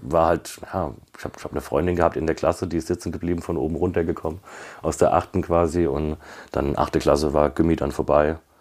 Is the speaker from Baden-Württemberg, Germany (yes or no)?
no; Kaiserslautern, Rhineland-Palatinate, Germany; ich komme aus Kaiserslautern. Also ist eine, eine Säuferstadt, würde ich jetzt mal sagen